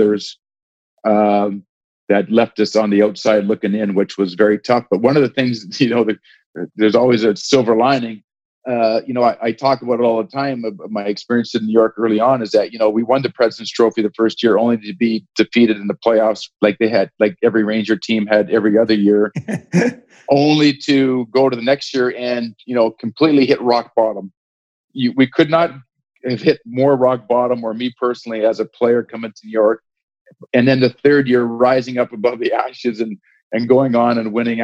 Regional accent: Edmonton, Alberta, Canada; I grew up in Edmonton

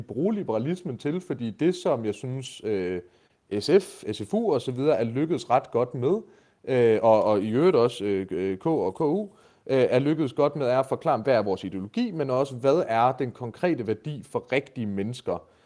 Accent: Denmark; first language Danish; jeg er for jysk

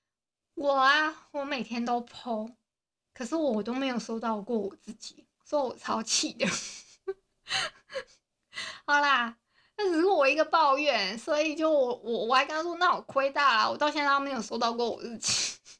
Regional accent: Hualien County, Taiwan; accent: Hualien accent; 我自己觉得我花，花莲腔蛮重的，我不知道你们知不知道我是花莲人

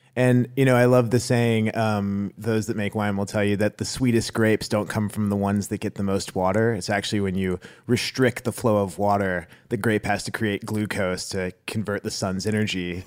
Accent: Dallas, Texas, United States; I also am from Dallas

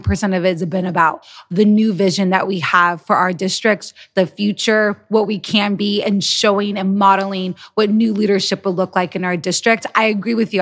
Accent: United States; we're American

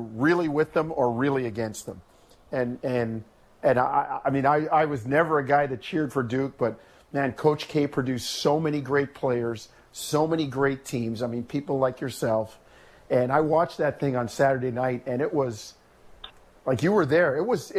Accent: Jamaica; born there; Patrick Ewing is from the same hometown as my dad. I was born in Jamaica as well.

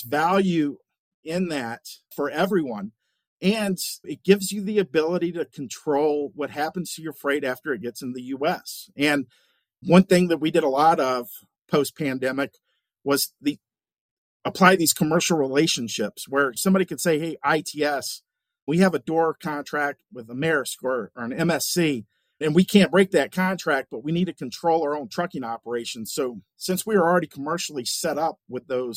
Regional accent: Central North Carolina, United States; moved away as an adult; also born or lived in Southern Illinois / Bozeman, Montana; I was born and raised in Central North Carolina

